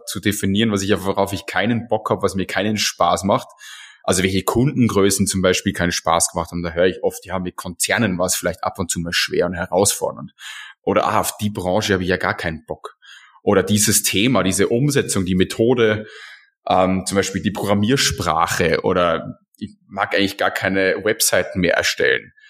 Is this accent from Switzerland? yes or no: no; Austria; als Österreicher